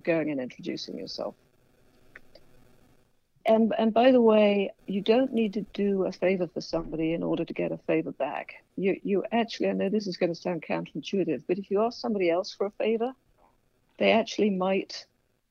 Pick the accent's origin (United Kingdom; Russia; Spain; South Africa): United Kingdom; England; moved away; I'm English